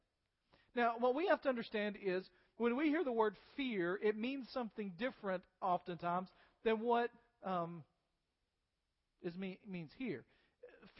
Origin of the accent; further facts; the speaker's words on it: United States; as American believers